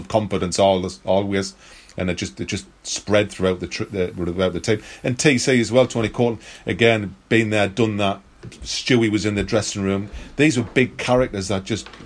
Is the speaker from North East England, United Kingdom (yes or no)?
yes; Sunderland, North East England, United Kingdom; I'm a lad from Thorneycloth.